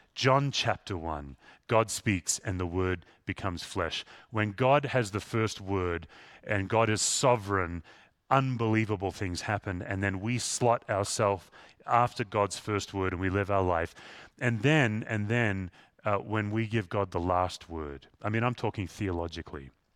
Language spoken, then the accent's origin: English; Perth, Western Australia, Australia; moved away; Where I grew up in Western Australia, it's the most isolated city in the world.